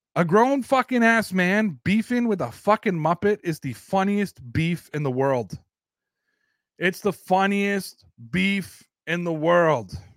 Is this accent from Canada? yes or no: yes; Canada; accent: Canadian; I'm Canadian